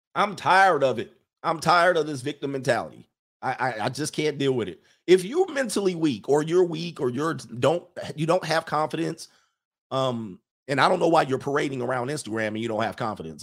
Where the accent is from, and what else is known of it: United States